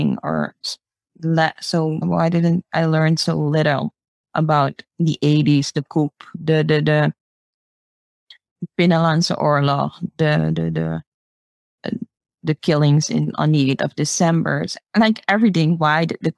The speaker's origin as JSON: {"language": "English", "country": "Suriname", "tie": "born or raised there", "said": "I grew up here in Suriname"}